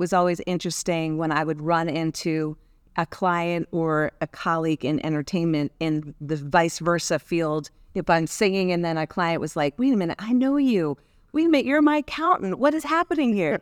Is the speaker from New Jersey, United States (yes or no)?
yes; New Jersey, United States; I'm from New Jersey